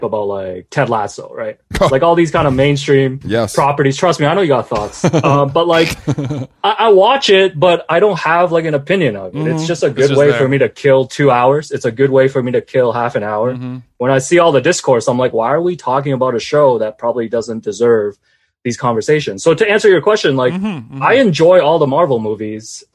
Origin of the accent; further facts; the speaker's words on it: Hong Kong; moved away; I grew up in Hong Kong, so I read a lot of like manga, watched a lot of anime.